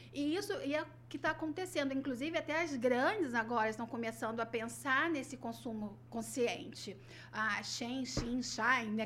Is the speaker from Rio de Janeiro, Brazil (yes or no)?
yes; Rio de Janeiro, Brazil; accent: carioca; moved away; sou nascida no Rio, nascida e criada no Rio